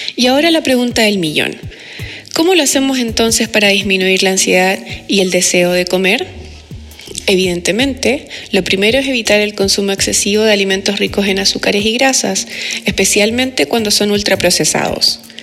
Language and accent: Spanish; Chile